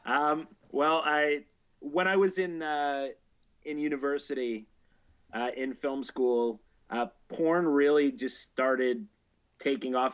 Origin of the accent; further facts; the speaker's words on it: Canada; I'm Canadian, so uh, this is back from where Naked News was from